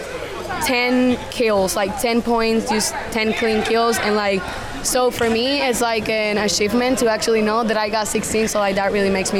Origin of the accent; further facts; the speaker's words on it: Richmond, Virginia, United States; I'm from here, Richmond, Virginia